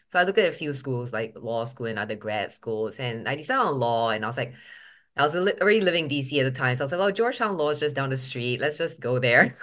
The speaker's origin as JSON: {"language": "English", "country": "Singapore", "tie": "born or raised there", "also_born_or_lived": "Boston, United States", "first_language": "English", "moved": "as an adult", "lives_now": "United States", "said": "I was born in Boston when my dad was studying at M I T, but at three weeks old, I think they shipped me back to Singapore on FedEx"}